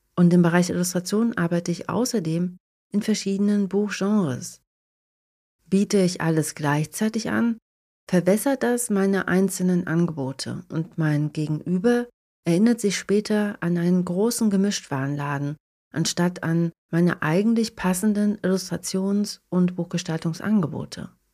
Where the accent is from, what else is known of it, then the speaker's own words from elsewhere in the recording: Germany; moved away as an adult; now in Tampere, Finland; in meiner alten Heimat zu verbringen und meine Familie und meine Freunde zu sehen